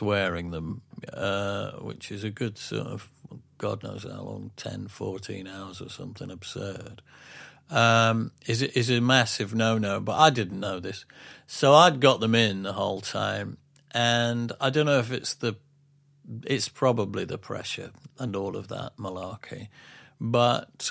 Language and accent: English; England, United Kingdom; being being English